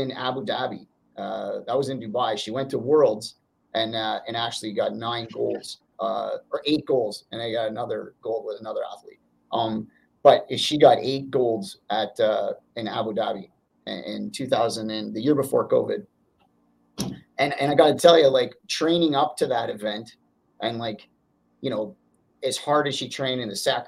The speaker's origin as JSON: {"language": "English", "region": "Northern Ontario", "country": "Canada", "tie": "born or raised there", "said": "I'm from Northern Ontario"}